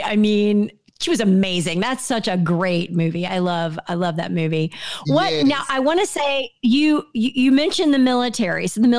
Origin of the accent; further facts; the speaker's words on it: Southern United States, United States; accent: Southern; I tried to get rid of my accent because the number one thing they tell you when you're from the South, is when you're going to leave the South is, you know, you need to get rid of your accent.